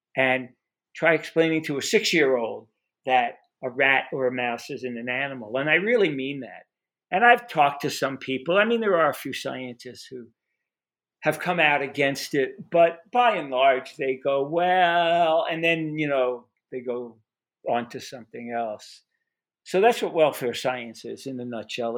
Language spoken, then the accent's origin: English; New York City, New York, United States; I was, grew up, or I was born in Brooklyn, New York